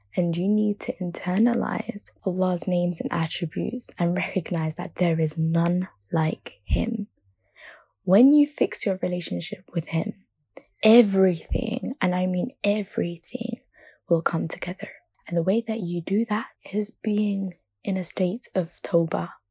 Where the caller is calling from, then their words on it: London, United Kingdom; I'm calling from London, U K